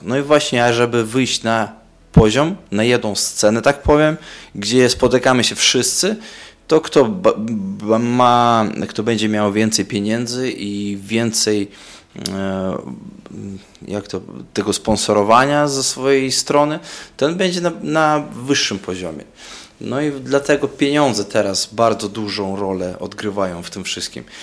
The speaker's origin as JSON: {"language": "Polish", "town": "Daugavpils", "region": "Latgale", "country": "Latvia", "tie": "born or raised there", "said": "breaking bardzo popularny u nas w Daugavpils i chyba byłem w klasie piątej czy szóstej w szkole"}